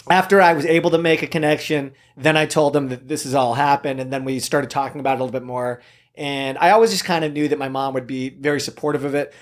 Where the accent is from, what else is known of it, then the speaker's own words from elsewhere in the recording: Camarillo, California, United States; also born or lived in South Korea; I was raised in Southern California, Ventura, Camarillo area. I grew up there